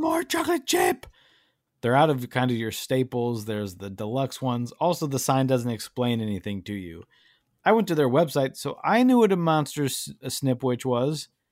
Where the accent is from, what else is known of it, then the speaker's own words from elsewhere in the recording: Chicago, Illinois, United States; when I was growing up in Chicago